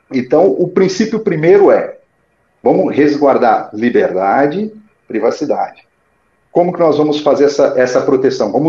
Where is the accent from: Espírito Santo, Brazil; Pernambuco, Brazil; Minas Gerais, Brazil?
Minas Gerais, Brazil; Datas; now in São Paulo, Brazil; Datas, Minas Gerais, que é minha cidade natal.